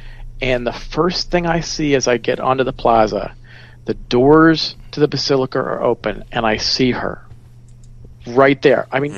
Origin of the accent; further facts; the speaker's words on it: Florida, United States; I grew up in Florida.